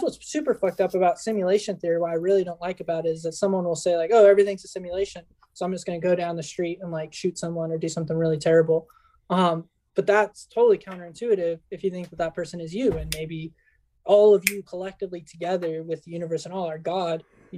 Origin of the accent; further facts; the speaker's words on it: United States; born there; the fact that I was born in the United States determines some mm-hmm. things